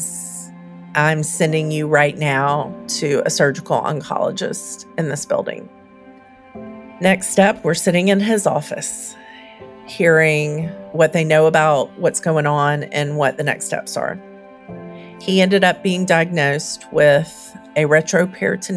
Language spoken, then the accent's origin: English; the South, United States; now in Nashville, United States; I grew up in the South, and we were poor